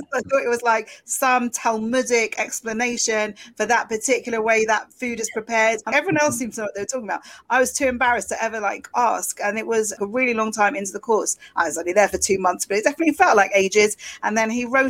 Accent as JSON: {"language": "English", "region": "London", "country": "United Kingdom", "tie": "born or raised there", "also_born_or_lived": "Essex", "accent": "Cockney", "moved": "yes", "said": "I was born in London. I'm a Cockney by birth, because I was born within the sound of the Bow Bells"}